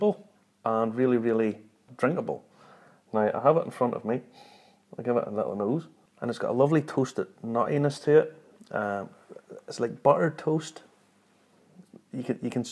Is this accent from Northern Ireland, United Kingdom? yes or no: yes; Glenarm, Northern Ireland, United Kingdom; I'm from Glenarmon